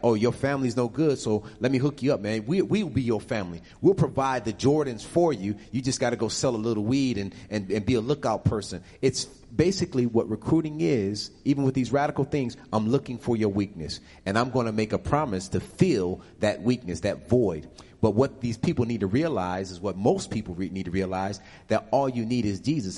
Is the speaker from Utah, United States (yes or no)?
no; Buffalo, New York, United States; also born or lived in Harlem, New York; now in Atlanta, United States; I'm originally from Buffalo